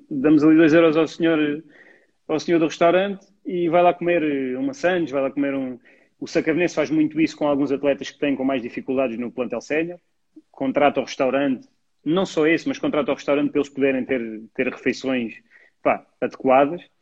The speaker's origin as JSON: {"language": "Portuguese", "town": "Mértola", "region": "Beja District", "country": "Portugal", "said": "O primeiro foi o Mértola Cup, em Mértola, porque eu sou de Mértola."}